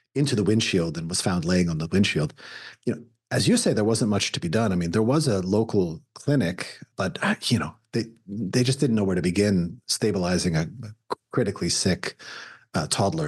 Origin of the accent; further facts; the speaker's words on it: Canada; now in United States; I'm, I'm an immigrant to the United States. I'm a Canadian, American.